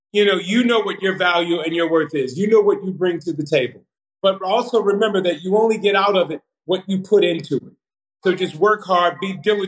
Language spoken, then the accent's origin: English; Compton, California, United States; Born and raised in Compton, California.